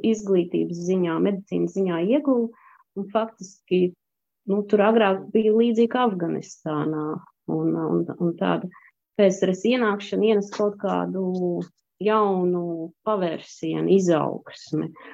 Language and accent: Latvian; Kuldīga, Kurzeme, Latvia; moved away as an adult; also born or lived in Tajikistan / Russia / Spain / France; now in Belgium; Es esmu no Kuldīgas